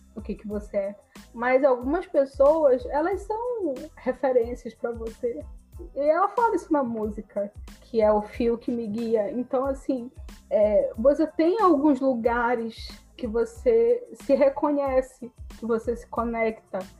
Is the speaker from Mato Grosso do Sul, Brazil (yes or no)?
no; Belém, Pará, Brazil; moved away; also born or lived in Rio de Janeiro; eu me mudei, saí de casa, saí de Belém, fui morar no Rio